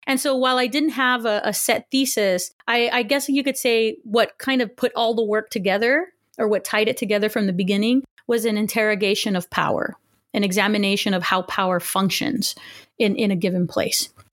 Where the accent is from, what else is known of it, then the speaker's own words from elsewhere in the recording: Los Angeles, California, United States; first language Spanish; English is a second language; also born or lived in Huntington Park, California / Texas / Pasadena, California; So I was born in Huntington Park, California, um, to working class family, and I'm the eldest of two children. And I pretty much grew up in in the LA area